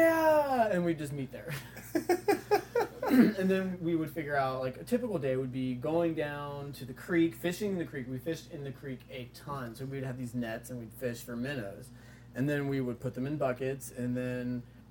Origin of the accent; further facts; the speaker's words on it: Joplin, Missouri, United States; I was born in Joplin, Missouri